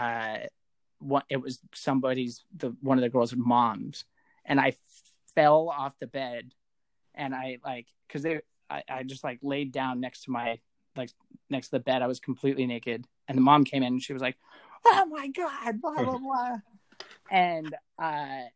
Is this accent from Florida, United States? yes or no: no; Spokane, Washington, United States; I'm from Spokane